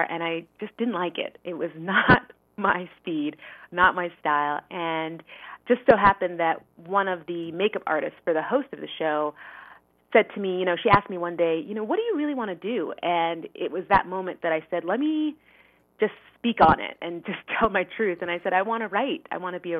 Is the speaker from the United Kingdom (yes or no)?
no; Montreal, Quebec, Canada; moved away as an adult; also born or lived in New York City, United States; now in Connecticut, United States; I'm Canadian. I grew up, born and raised in Montreal